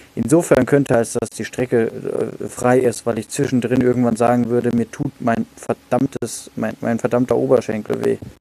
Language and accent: German; Kehl, Baden-Württemberg, Germany; in meiner Heimatstadt Kehl